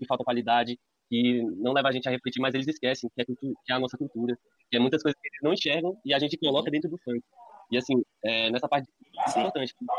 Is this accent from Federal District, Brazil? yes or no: yes; Ceilândia, Federal District, Brazil; now in Recanto das Emas, Brazil; Fui criado na Ceilândia, mas atualmente moro no Recanto das Emas.